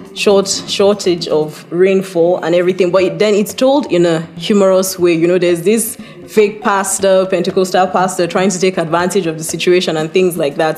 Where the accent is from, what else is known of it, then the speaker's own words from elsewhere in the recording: Adamawa, Nigeria; I am from Adamawa, from a minority ethnic group called Yandang